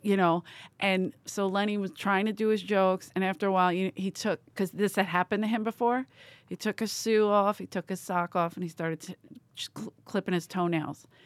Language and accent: English; United States; I'm American.